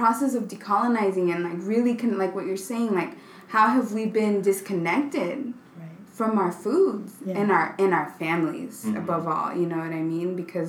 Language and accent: English; Los Angeles, California, United States; also born or lived in Puebla, Mexico; I grew up in South Central Los Angeles where it's definitely a food desert.